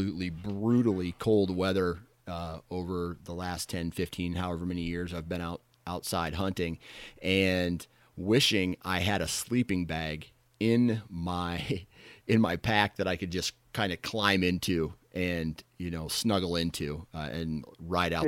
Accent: Iowa, United States; I'm from Iowa

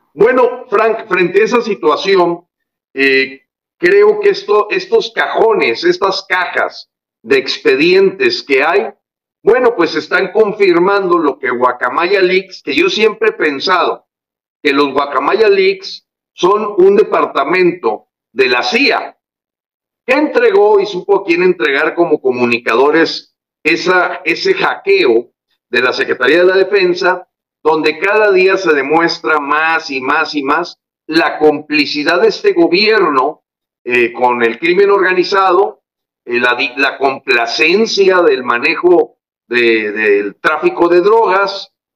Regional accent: Mexico; nosotros como ciudadanos mexicanos

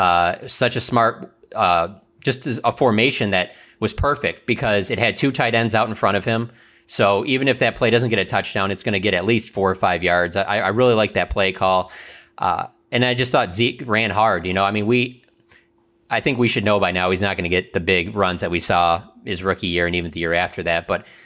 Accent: Michigan, United States; I'm from Michigan

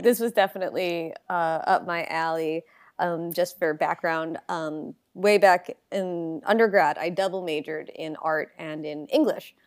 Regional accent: Long Island, New York, United States; moved away; also born or lived in Baltimore, Maryland; I'm originally from Long Island, New York

